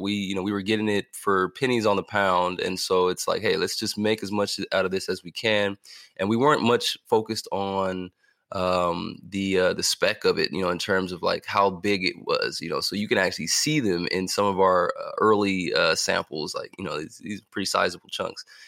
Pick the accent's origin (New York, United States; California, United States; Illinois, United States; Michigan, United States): California, United States; also born or lived in Missouri / Kentucky / Indiana / Ohio; growing up in California